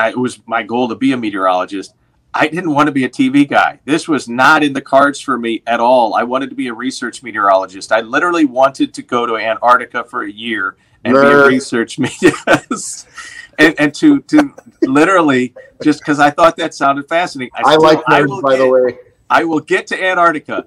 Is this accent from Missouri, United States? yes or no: yes; St. Louis, Missouri, United States; moved away as an adult; also born or lived in Des Moines, Iowa; now in Milwaukee, United States; that's my hometown